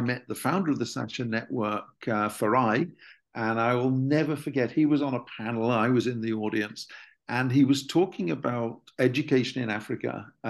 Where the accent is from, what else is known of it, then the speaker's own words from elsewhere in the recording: Preston, North West England, United Kingdom; my hometown university in the UK, University of Central Lancashire